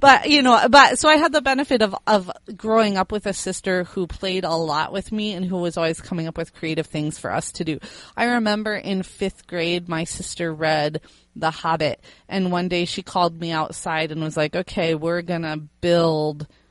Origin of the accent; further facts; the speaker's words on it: Fort Wayne, Indiana, United States; moved away as an adult; also born or lived in Miami, Florida / South Carolina; I was born in Indiana, and I lived in Indiana all the way up through age 22 with the exception of 2 years in Miami, Florida